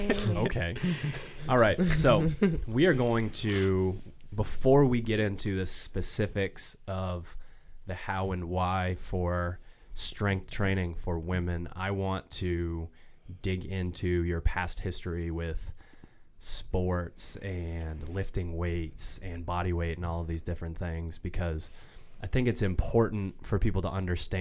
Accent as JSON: {"language": "English", "region": "Maine", "country": "United States", "said": "And we're from Maine, so."}